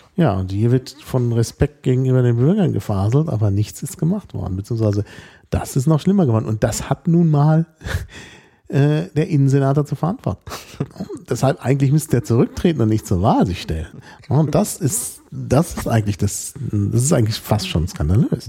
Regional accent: Berlin, Germany; als Berliner

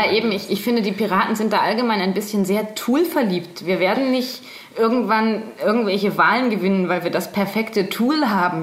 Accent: Bremen, Germany; accent: Hochdeutsch; moved away as an adult; now in Nuremberg, Germany; Ich komme aus Bremen. Ich wohne erst seit zwei Jahren in Nürnberg.

